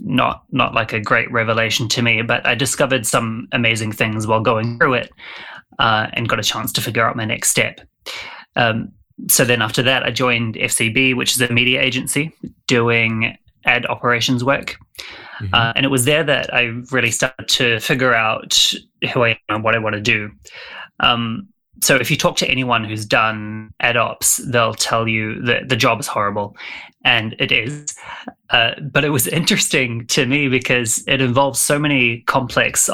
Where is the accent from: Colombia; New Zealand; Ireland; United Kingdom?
New Zealand; I'm from New Zealand, so apologies to any of your listeners who struggle with the accent